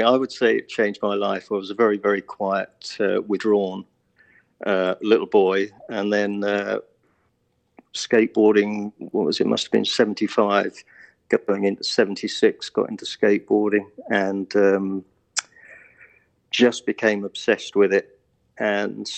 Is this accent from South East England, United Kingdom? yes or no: yes; Hailsham, South East England, United Kingdom; I'm currently living in Helsham, which is the south, well, sort of near Brighton on the south coast of England. And I was born about 2 miles down the road from where I'm living now.